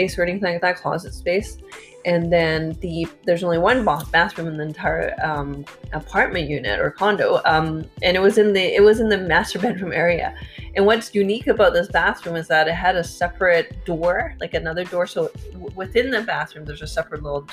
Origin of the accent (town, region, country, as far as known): Vancouver, British Columbia, Canada; born or raised there